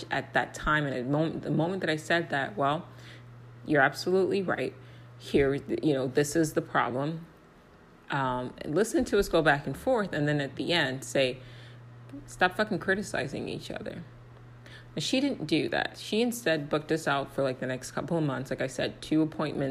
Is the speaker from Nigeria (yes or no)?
yes; Nigeria; I'm also Nigerian.